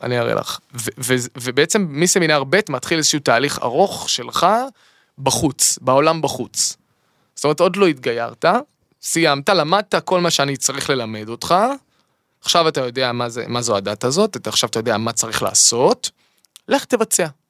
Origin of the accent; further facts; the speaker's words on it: Eilat, Southern District, Israel; גדלתי באילת